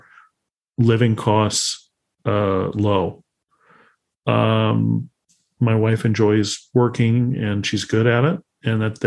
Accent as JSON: {"language": "English", "town": "Chicago", "region": "Illinois", "country": "United States", "said": "I come from Chicago"}